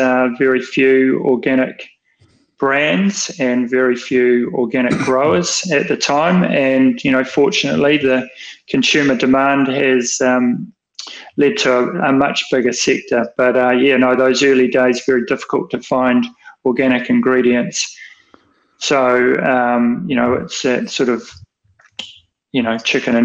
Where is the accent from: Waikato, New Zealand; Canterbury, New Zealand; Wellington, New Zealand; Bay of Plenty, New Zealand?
Wellington, New Zealand; I was brought up in Wellington